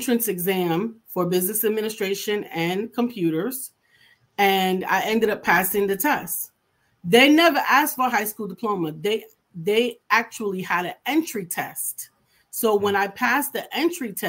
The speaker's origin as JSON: {"language": "English", "town": "New York City", "region": "New York", "country": "United States", "said": "I'm from New York City."}